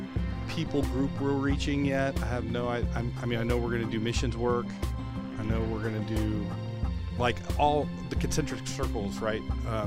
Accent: Brevard County, Florida, United States; moved away as an adult; I grew up over in Brevard County, and then I moved away, joined the Army, and went to go play soldier for a little while. And then came back here

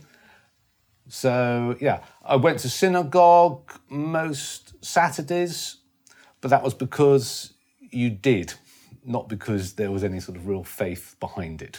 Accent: London, United Kingdom; I was born in Stanmore in North London, which is end of the Jubilee line for anyone who's not a Londoner

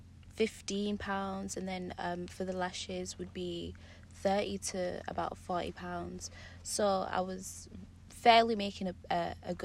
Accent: Birmingham, West Midlands, United Kingdom; I'm originally from Birmingham

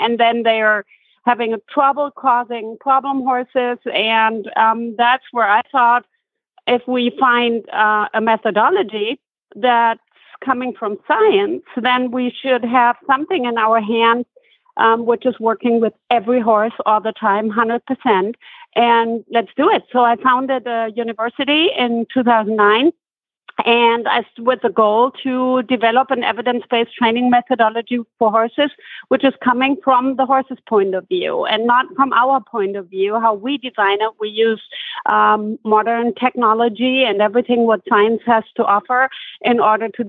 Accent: Germany; I grew up born and raised in Germany.

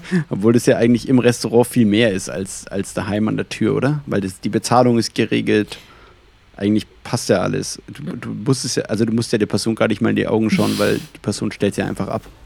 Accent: Franconian Switzerland, Bavaria, Germany; also Fränkische Schweiz ist ja eigentlich genau da, wo ich herkomme

